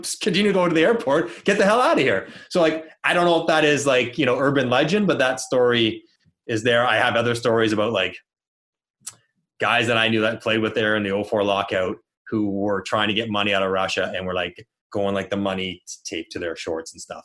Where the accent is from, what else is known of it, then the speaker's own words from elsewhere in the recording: Toronto, Ontario, Canada; I'm from Toronto